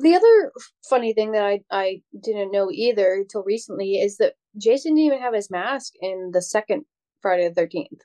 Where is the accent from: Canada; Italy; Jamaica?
Canada; I'm Canadian